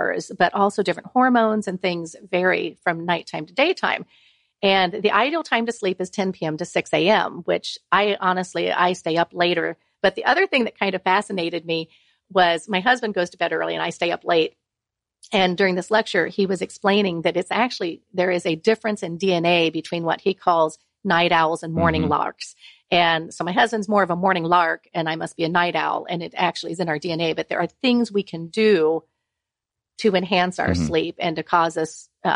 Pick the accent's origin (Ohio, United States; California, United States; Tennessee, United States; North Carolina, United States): Ohio, United States; I'm from Ohio